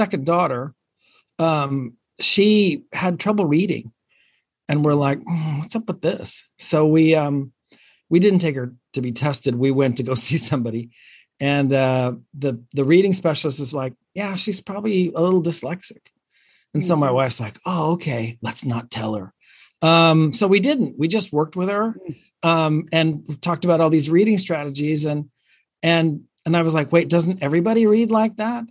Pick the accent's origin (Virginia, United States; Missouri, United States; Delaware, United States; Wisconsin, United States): Virginia, United States; Sterling; also born or lived in Ogden, Utah / California; second, third grade, we moved to Virginia outside of DC. Mm. So I grew up out there. And that's where I spent all my years growing up